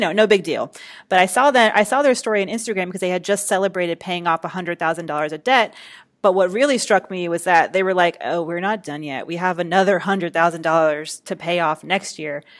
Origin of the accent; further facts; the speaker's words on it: Atlanta, Georgia, United States; my hometown, Atlanta, Georgia